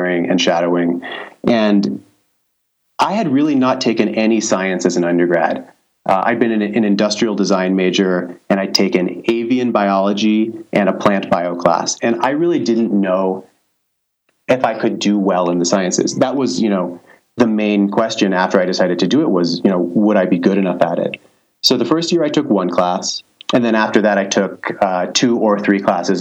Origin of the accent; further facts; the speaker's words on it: Santa Barbara, California, United States; moved away as an adult; also born or lived in China; I'm actually from Santa Barbara